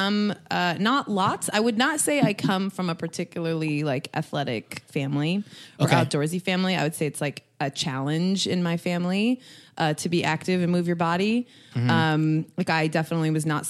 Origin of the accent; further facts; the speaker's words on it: Los Gatos, California, United States; So I'm from the Bay Area. I went to high school or grew up in a town called Los Gatos